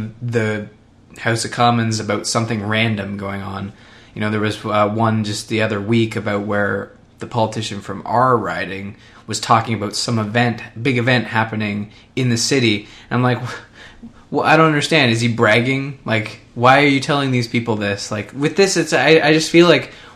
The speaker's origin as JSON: {"language": "English", "country": "Canada", "said": "I'm Canadian"}